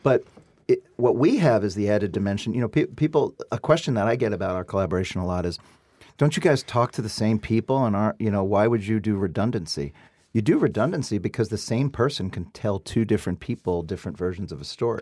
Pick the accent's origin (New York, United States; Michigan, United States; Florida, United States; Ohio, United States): New York, United States; New York City; I come from Brooklyn.